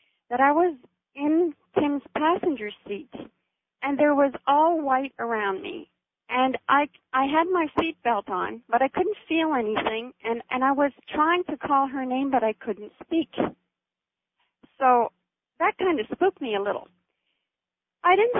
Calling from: Vancouver, British Columbia, Canada; I'm calling from Vancouver, B.C., Canada

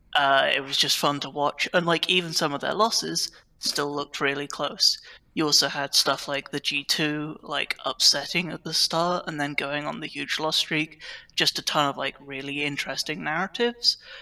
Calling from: United Kingdom; I'm calling from the United Kingdom

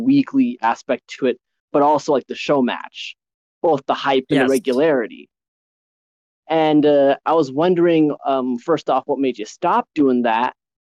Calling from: Denver, Colorado, United States; But yeah, I'm from the Mile High City

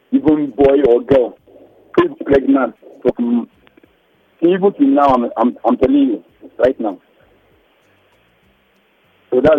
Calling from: United States

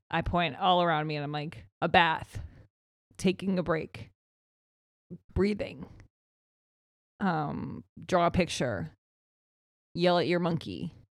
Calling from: Wisconsin, United States; Um, I'm from Wisconsin.

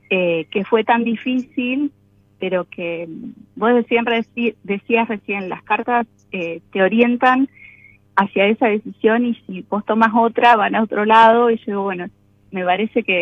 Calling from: General Roca, Río Negro, Argentina; soy oyente desde hace bastante tiempo General Rócara, provincia de Río Negro

